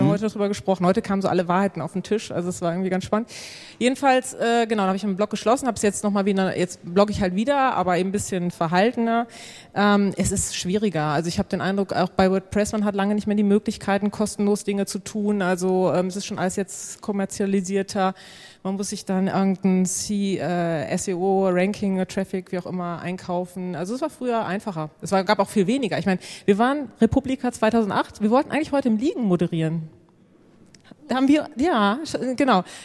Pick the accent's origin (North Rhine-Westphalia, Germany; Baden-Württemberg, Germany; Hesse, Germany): North Rhine-Westphalia, Germany; Senden; Also ich komme aus Senden, das liegt bei Münster 20 Kilometer